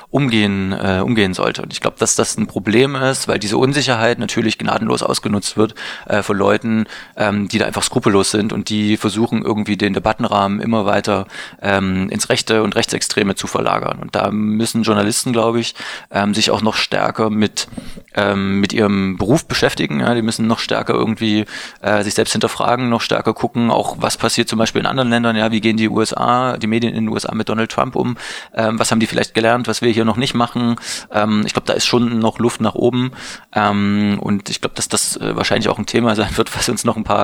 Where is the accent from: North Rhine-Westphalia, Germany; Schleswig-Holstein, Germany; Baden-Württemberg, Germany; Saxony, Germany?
Saxony, Germany; Leipzig; now in Berlin, Germany; Ich komme aus Leipzig, ähm, wohne mittlerweile in Berlin ähm, und äh, finde aber Berlin die bessere Stadt